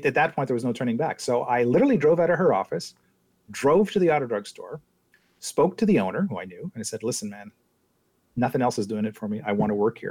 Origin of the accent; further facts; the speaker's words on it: Quebec, Canada; as an English kid growing up in Quebec, you know, in the 1970s